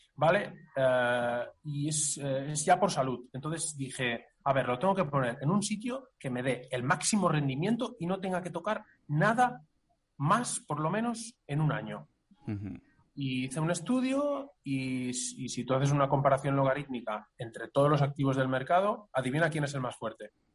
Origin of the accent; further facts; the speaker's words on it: Catalonia, Spain; somos catalanes